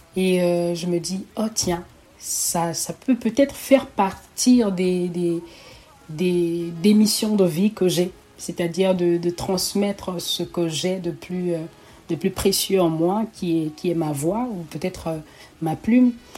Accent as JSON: {"language": "French", "country": "Togo", "tie": "born or raised there", "also_born_or_lived": "Oyem, Gabon / Libreville, Gabon", "moved": "yes", "lives_now": "Canada", "said": "je voyage avec ma mère et ma petite famille euh, vers le Togo, qui est mon pays natal"}